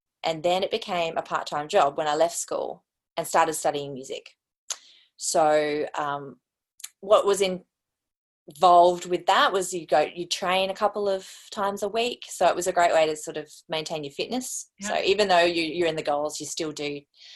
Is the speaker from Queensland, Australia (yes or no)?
yes; Brisbane, Queensland, Australia; also born or lived in South Australia; I grew up primarily in Brisbane with my brothers